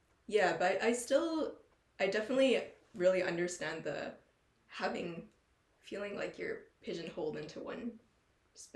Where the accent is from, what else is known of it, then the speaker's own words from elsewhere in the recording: Alberta, Canada; as someone who was pretty much born and raised here, like I've been to Asia to visit but never to live, and growing up in a place, I'm from Alberta